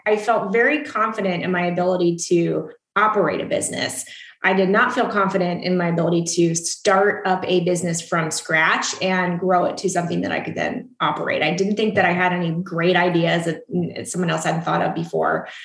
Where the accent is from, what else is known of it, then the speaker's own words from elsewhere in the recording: East Coast, United States; moved away as an adult; also born or lived in Washington, D.C.; now in Austin, United States; I grew up on the East Coast